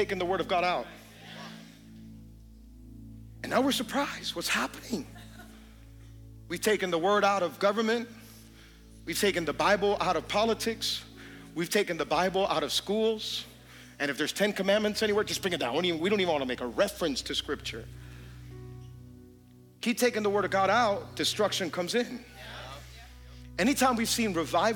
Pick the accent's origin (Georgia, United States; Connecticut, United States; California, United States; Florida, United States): Florida, United States; Hialeah; I'm from Hialeah